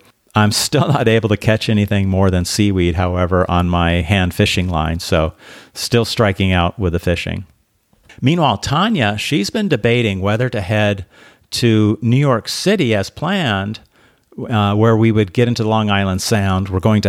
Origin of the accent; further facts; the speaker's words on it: Belarus; And we talked about growing up in Belarus, really under the pressure of communism that created really a sense of fear, I think, amongst a lot of people. They did a lot to destroy the culture in Belarus.